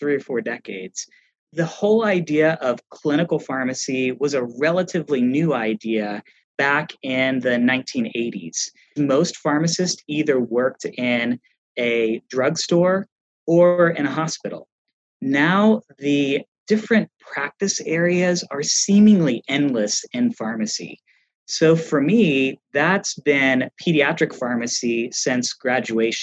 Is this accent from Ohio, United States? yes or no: yes; Little Hocking, Ohio, United States; I grew up in a small town in southeastern Ohio called Little Hocking